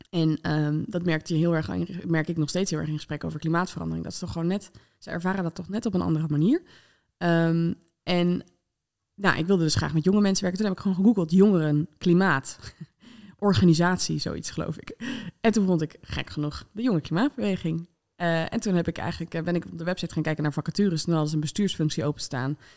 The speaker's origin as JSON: {"language": "Dutch", "country": "Netherlands", "said": "Eh, maar voor mij als, als Nederlander dus kwam dat heel hard binnen."}